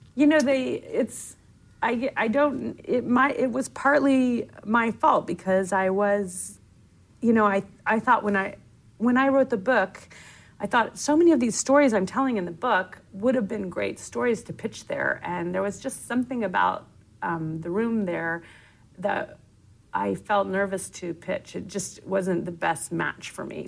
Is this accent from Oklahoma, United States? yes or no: yes; Oklahoma, United States; moved away; I grew up in Oklahoma